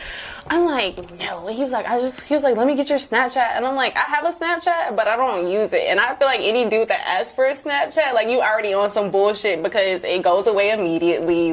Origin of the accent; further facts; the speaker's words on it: New Orleans, Louisiana, United States; moved away; I'm from New Orleans. Um, shout out to the 504.